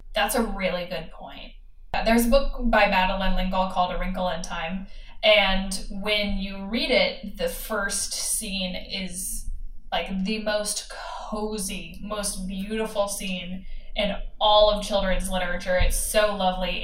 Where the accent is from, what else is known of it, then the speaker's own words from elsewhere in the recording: United States; as an American